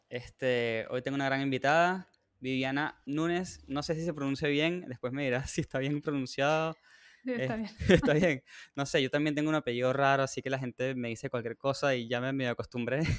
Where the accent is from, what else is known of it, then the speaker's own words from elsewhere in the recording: Venezuela; si sienten que yo lo argentino, no sé, la gente no sabe, pero yo soy de Venezuela también.